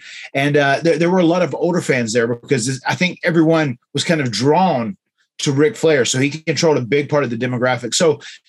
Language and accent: English; Florida, United States; born and bred in Florida, half-assed.